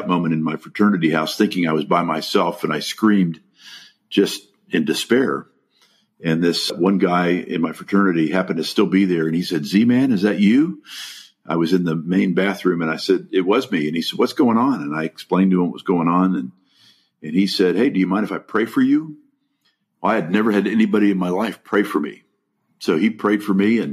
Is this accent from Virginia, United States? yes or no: no; Los Angeles, California, United States; also born or lived in The Hague, Netherlands; now in Dallas, United States; My parents moved to the United States when I was 2, and I grew up in East Los Angeles